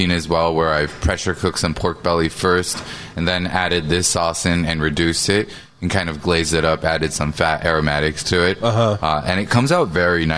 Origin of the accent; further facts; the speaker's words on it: Seattle, Washington, United States; I grew up in Seattle eating Seattle teriyaki